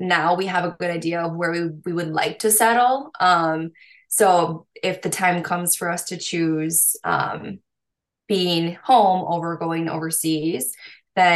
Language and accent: English; United States; I'm from the States